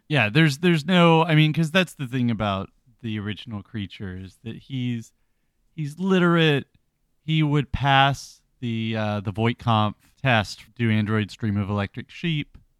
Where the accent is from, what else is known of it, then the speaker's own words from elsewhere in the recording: the South, United States; being a Southerner